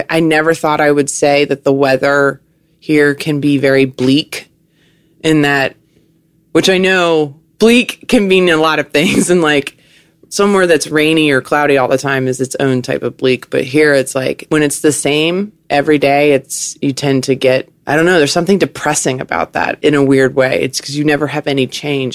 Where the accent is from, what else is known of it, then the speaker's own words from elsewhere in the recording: Richmond, Virginia, United States; moved away as an adult; also born or lived in New York City; now in Southern California, United States; I grew up in Virginia, on the East Coast